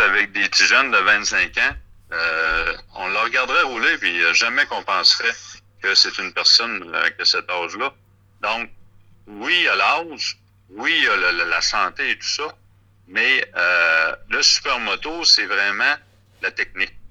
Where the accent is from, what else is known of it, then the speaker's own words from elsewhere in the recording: Rimouski, Quebec, Canada; je viens de, la région de Bas-Saint-Laurent, de Rimouski.